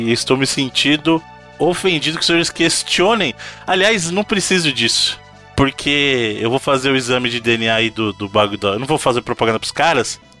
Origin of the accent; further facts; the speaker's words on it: Minas Gerais, Brazil; Que audácia de falar que eu não sou mineiro.